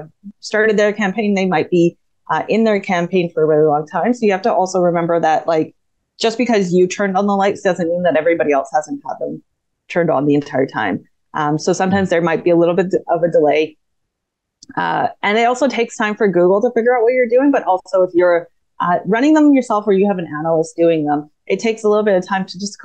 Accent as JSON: {"language": "English", "country": "Canada", "said": "I'm Canadian"}